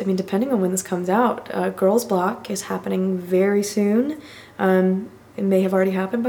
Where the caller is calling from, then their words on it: Columbia, South Carolina, United States; I'm calling you from Columbia, South Carolina.